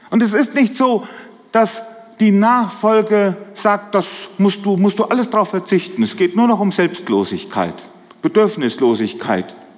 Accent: a small village in the Dill district, Hesse, Germany; Ich komme aus dem Hesseland, aus einem kleinen Dorf, so im Dillkreis. Die Leute verwechseln uns immer mit den Siegerländern.

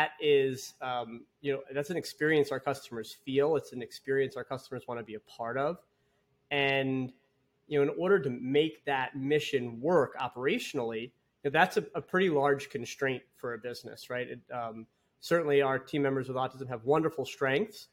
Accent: Long Island, New York, United States; I grew up on Long Island, New York

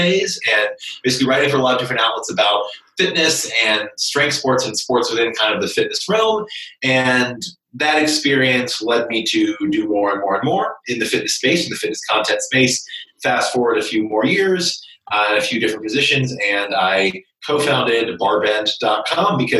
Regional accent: Kentucky, United States; So I was born and raised in Kentucky and grew up in a small town in central Kentucky.

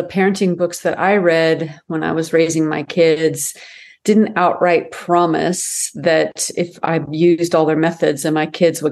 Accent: United States; as American Christians

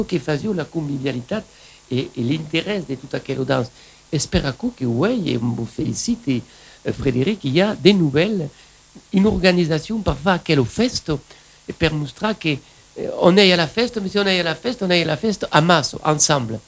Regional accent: Occitan-speaking area, Occitania, France; accent: Occitan; quand on parle français, on a l'accent de la langue occitane

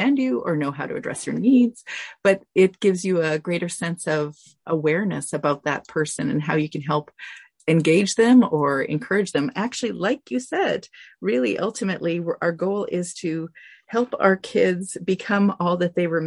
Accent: Canada; I'm Canadian

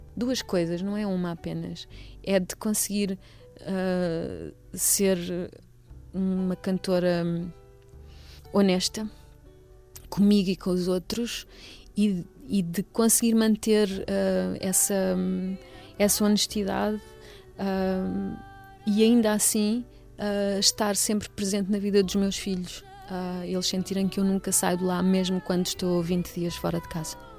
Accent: Almeirim, Santarém District, Portugal; moved away as an adult; also born or lived in Lisbon / Amsterdam; Eu nasci em Almeirim, uh, portanto sou ribatejana

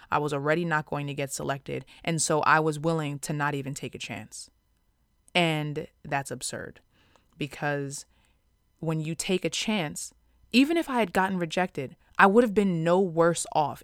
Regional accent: Long Island, New York, United States; growing up in Long Island, which is, um, one of the most residentially segregated places in America

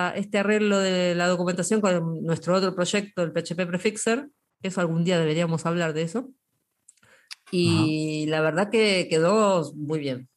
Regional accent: Argentina; los argentinos somos mitad españoles, mitad, españoles y mitad italianos

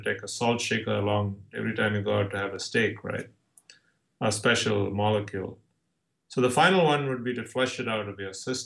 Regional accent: India; now in San Diego, United States; I'm from India, but I'm actually born and raised as a Orthodox

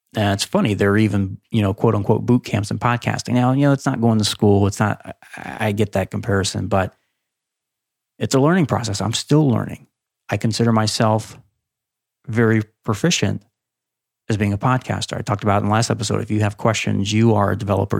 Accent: Ohio, United States; I grew up in Ohio.

